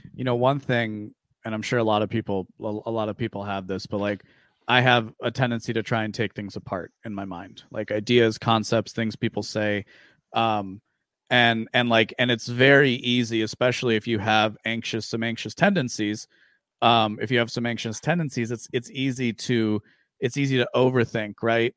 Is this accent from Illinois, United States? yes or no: yes; Aurora, Illinois, United States; I grew up in the western suburbs of Chicago